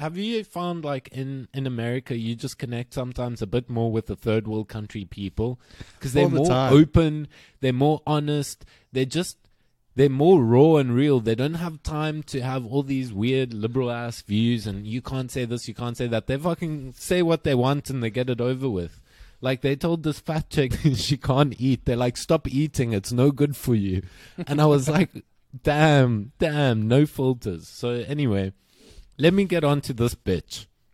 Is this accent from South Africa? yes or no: yes; South Africa; growing up in South Africa